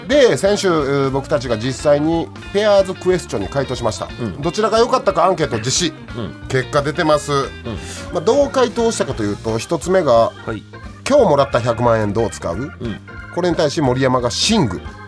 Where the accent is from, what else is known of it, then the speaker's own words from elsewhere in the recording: Kansai, Japan; accent: Kansai; ザ・関西人が一生懸命標準語喋ってるって感じ